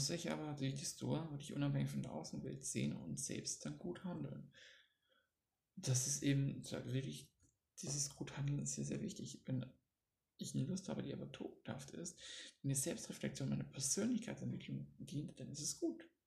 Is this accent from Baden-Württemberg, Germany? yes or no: yes; Baden-Württemberg, Germany; accent: Swabian; Ich komme ja aus Schwaben, da das breiteste Schwäbisch auch kann.